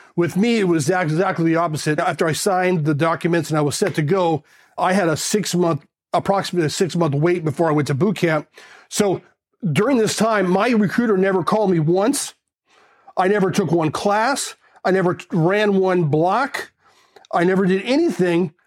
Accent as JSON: {"language": "English", "town": "South Pasadena", "region": "California", "country": "United States", "tie": "born or raised there", "also_born_or_lived": "Glendale, California", "said": "I was raised in South Pasadena, California"}